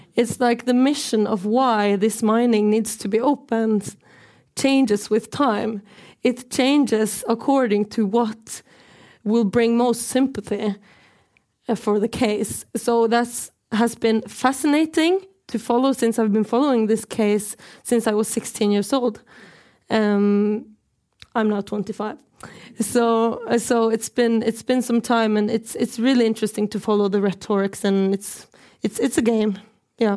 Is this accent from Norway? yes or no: yes; Norway; I'm from the Norwegian side of occupied Sápmi